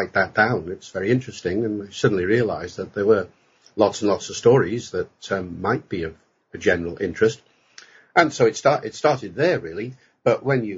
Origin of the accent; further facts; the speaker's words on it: Holyhead, Wales, United Kingdom; first language English; I grew up in North Wales, in Holyhead